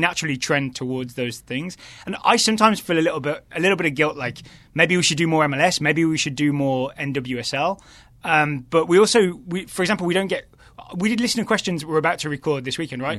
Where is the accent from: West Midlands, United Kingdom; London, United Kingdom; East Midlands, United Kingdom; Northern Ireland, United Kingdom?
West Midlands, United Kingdom; between Birmingham and Wolverhampton; moved away as an adult; also born or lived in Ireland; now in Richmond, United States; I'm originally from the West Midlands